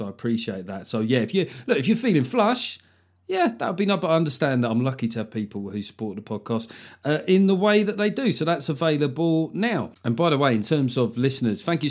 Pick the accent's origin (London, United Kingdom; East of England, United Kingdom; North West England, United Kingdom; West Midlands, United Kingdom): London, United Kingdom; we grew up in London in the eighties